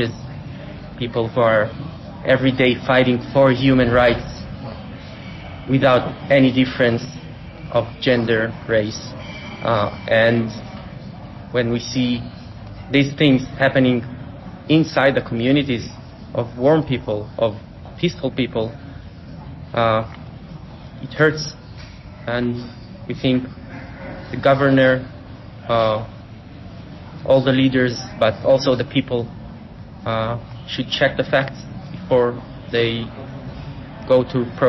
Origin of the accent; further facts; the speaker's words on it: Israel; We are from Israel